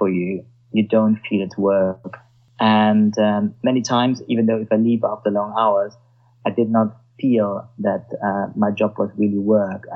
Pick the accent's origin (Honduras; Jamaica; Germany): Germany; accent: Germanic; English is a second language; now in London, United Kingdom; I'm German, so when I come up with my Germanic accent